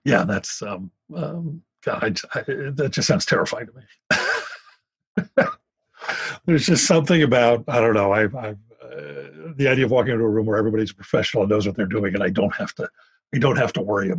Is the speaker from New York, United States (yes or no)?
no; Philadelphia, Pennsylvania, United States; born or raised there